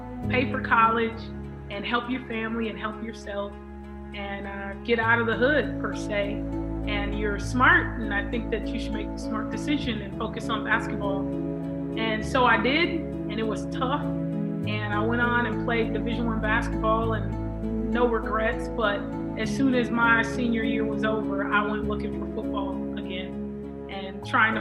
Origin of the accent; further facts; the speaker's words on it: Los Angeles, California, United States; growing up in South Central LA with the guys, you had to kind of be tough if you were gonna play outside.